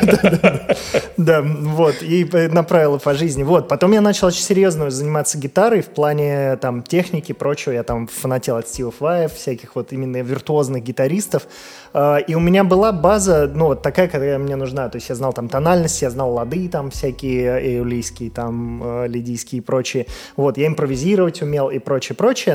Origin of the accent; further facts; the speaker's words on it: Volgograd, Volgograd Oblast, Russia; я из Волгограда сам